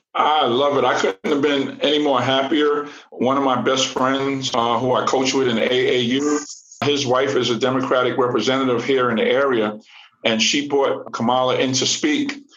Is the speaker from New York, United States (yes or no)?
yes; New York City, New York, United States; growing up in New York City